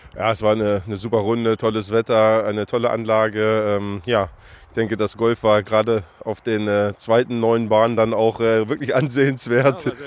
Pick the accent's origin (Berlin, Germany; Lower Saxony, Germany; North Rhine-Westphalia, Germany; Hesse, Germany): Lower Saxony, Germany; Hanover; als Hannoveraner